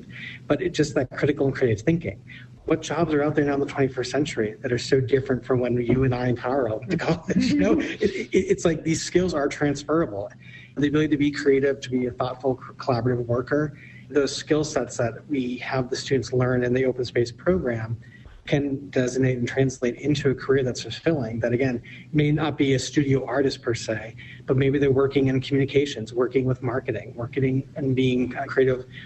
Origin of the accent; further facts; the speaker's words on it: East Coast, United States; moved away; I'm from the East Coast